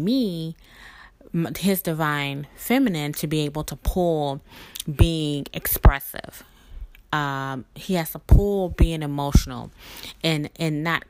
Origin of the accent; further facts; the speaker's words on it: Mississippi, United States; now in New Orleans, United States; me originally being from Mississippi and living in New Orleans for about 20 years